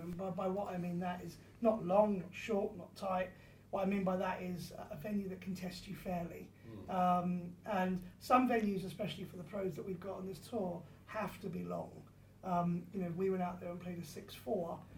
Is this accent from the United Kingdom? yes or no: yes; Surrey, South East England, United Kingdom; I grew up in Surrey